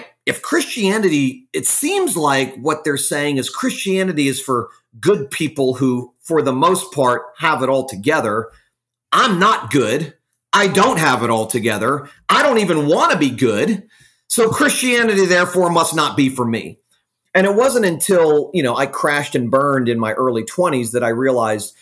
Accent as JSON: {"language": "English", "town": "Fort Lauderdale", "region": "Florida", "country": "United States", "tie": "born or raised there", "also_born_or_lived": "Jacksonville, Florida / Texas", "lives_now": "Jupiter, United States", "said": "raised in Fort Lauderdale, Florida. I'm a Florida native"}